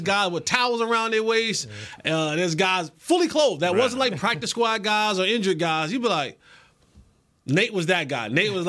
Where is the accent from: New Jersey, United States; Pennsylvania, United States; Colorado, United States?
New Jersey, United States; also born or lived in Northeast; For me growing up from the Northeast, for those of you who don't know, I'm from Jersey.